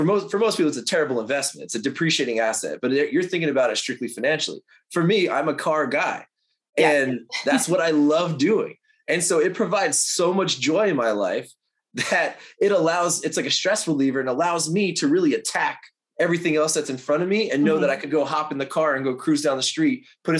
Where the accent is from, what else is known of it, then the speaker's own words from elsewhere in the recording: New York, United States; now in Los Angeles, United States; I live in LA. I'm a transplant from New York. So like, I love being out here on the West Coast.